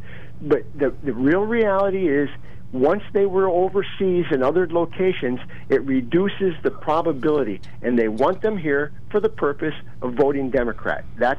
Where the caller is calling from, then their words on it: Bloomsburg, Pennsylvania, United States; Yeah, I'm … from Bloomsburg.